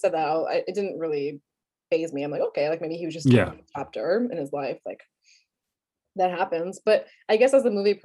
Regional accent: New York City, New York, United States; also born or lived in Brooklyn; I grew up in Staten Island

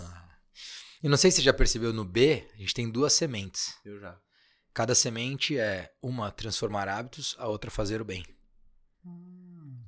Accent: Guarulhos, São Paulo, Brazil; moved away as an adult; also born or lived in United States / Germany / Portugal; Na verdade, eu sou de Guarulhos

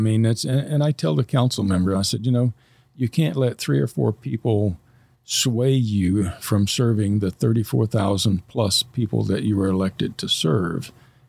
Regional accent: Fairborn, Ohio, United States; our community in Fairborn. I mean, it's my hometown. Anyway, I've lived here longer than I have anywhere else.

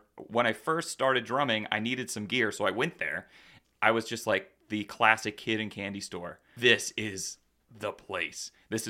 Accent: Lancaster, Pennsylvania, United States; Yeah, Lancaster. You know, born and raised in Lancaster, and you know, that was the big city. Lancaster was the big city.

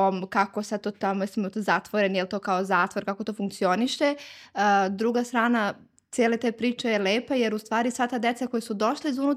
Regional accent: Zubin Potok, Kosovo; now in Belgrade, Serbia; mi smo iz Ubenog potoka sa Kosova i Metohije

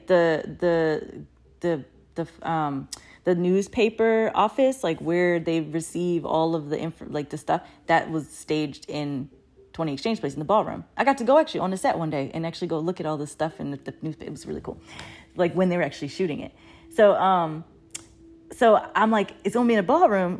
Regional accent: Baltimore, Maryland, United States; moved away; also born or lived in Oregon / Brooklyn, New York; I had grown up in Baltimore, but, uh, at the time I came from Oregon

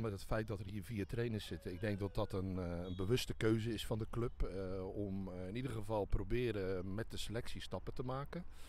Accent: Dordrecht, South Holland, Netherlands; geboren en getogen in Dordrecht.

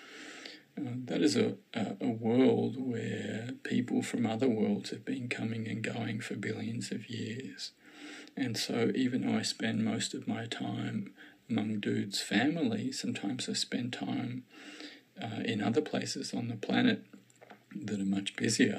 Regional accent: Australia; now in Victoria, Australia; I'm an Australian, I live in Victoria, Melbourne is the capital of our city, of our state

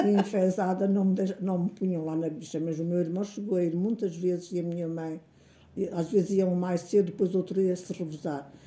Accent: Canas de Senhorim, Viseu, Portugal; also born or lived in Brazil; nasci em Canas Senhorim, uh, a 8 de dezembro de 1931

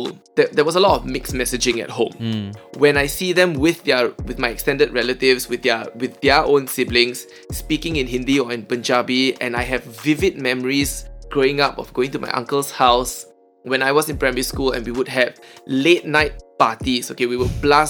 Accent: Singapore; growing up in Singapore

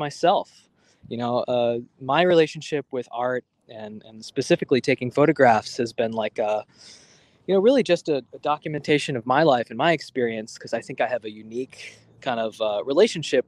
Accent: New York City, New York, United States; I grew up in Manhattan. You know, I'm a New Yorker through and through

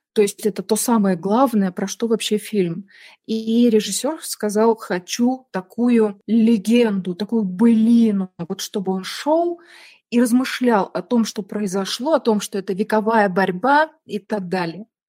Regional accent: Tallinn, Harju County, Estonia; first language Russian; Я из Сталина, мне 48 лет

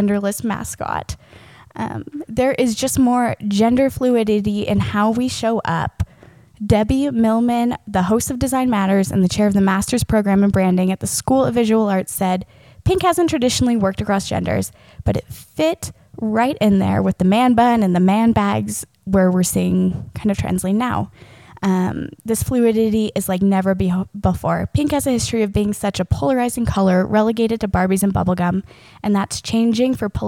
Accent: the South, United States; we're both Chris and I grew up in the South

